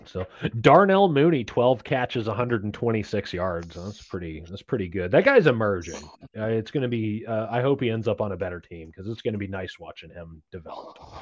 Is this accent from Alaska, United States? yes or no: no; Nashville, Tennessee, United States; now in Kansas City, United States; born and raised in Tennessee